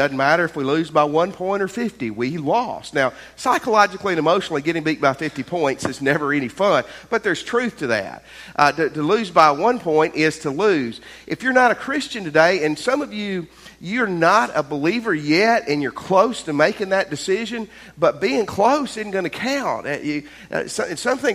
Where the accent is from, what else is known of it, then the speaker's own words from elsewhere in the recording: Tennessee, United States; moved away; I grew up in Tennessee